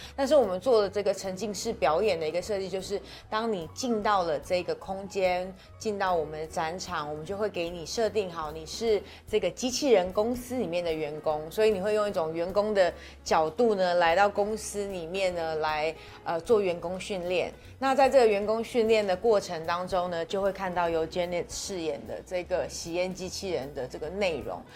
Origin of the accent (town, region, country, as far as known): Taiwan